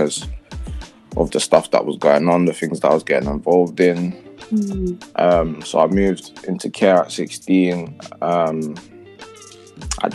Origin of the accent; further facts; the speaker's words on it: London, United Kingdom; I'm from London, Tottenham originally.